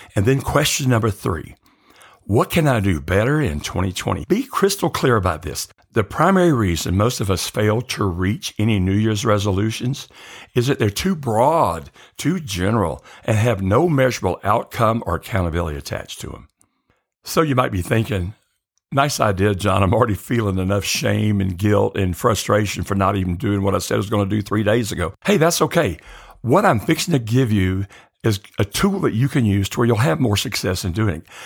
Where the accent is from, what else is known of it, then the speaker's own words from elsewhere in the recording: the South, United States; growing up in the South